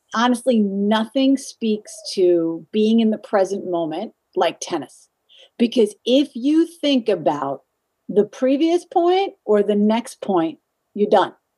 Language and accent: English; Stony Brook, New York, United States; I grew up on Long Island. I'm from Stony Brook, Setauket area, out in Suffolk County